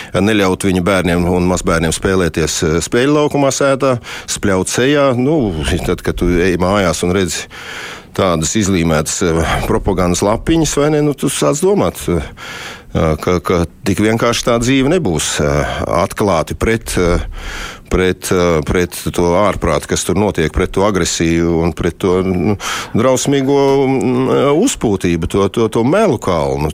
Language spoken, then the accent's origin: Latvian; Latvia; moved away; also born or lived in Moscow, Russia; es esmu Latvijas latvietis